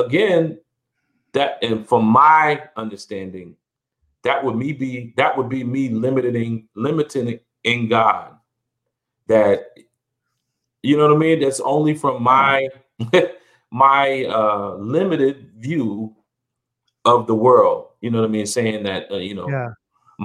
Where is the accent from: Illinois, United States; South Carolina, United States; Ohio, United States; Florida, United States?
South Carolina, United States; when I was a kid growing up in South Carolina